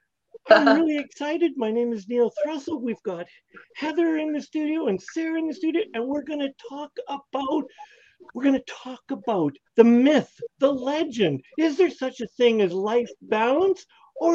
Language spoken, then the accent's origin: English; Canada; as a Canadian